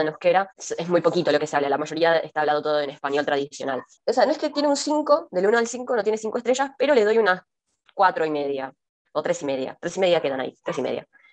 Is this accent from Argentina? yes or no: yes; Argentina; siendo argentinas